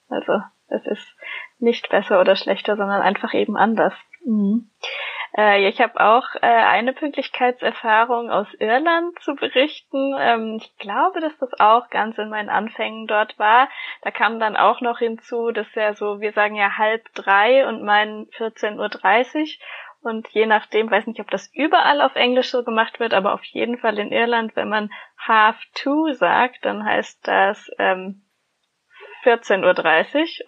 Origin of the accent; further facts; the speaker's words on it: Germany; wir als Deutsche jetzt im Ausland sind